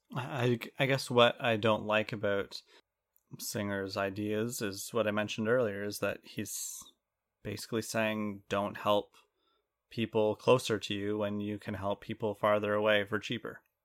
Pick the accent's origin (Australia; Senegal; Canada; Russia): Canada; we're Canadian